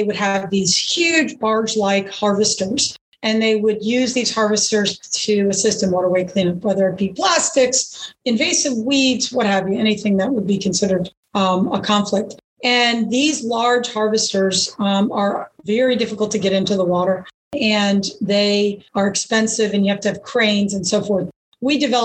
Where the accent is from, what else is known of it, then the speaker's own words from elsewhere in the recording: Catskill Mountains, New York, United States; I grew up in the Northeast, actually, New York. I grew up in the Catskill Mountains.